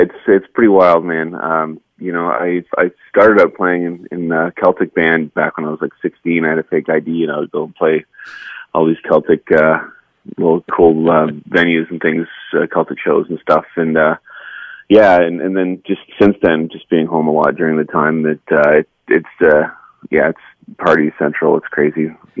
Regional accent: Dartmouth, Nova Scotia, Canada; my hometown of Dartmouth

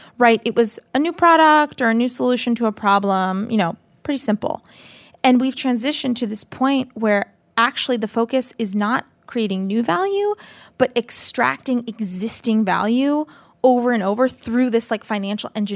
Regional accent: Boston, Massachusetts, United States; I'm from Boston

